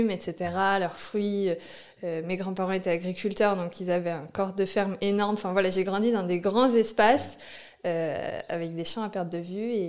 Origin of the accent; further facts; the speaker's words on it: Normandy, France; En Normandie, dans l'Eure. Euh, là où il n'y a presque pas de ville, mais un peu quand même.